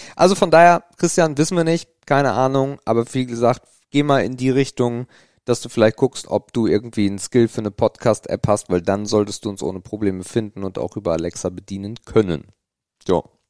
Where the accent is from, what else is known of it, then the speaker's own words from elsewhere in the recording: Grevenkop, Schleswig-Holstein, Germany; also ich komme ja nicht direkt aus Krempe, das ist auch schon wieder lustig, wenn man nicht aus Krempe kommt, weil danach kommt eigentlich nichts, sondern aus Grevenkop